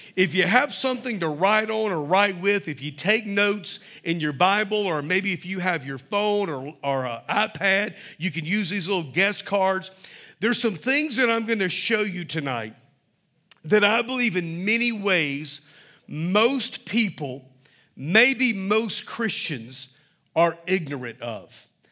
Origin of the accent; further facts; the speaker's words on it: Mobile, Alabama, United States; when I was a little boy, Growing up in Mobile